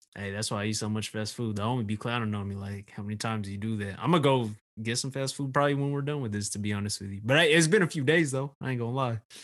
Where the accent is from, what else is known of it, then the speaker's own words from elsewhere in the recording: Southern California, United States; I'm from Southern California